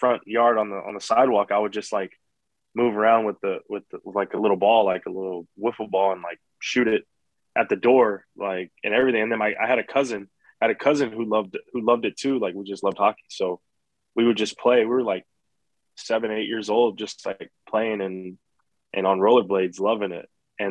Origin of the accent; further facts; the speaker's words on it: South Texas, United States; growing up in South Texas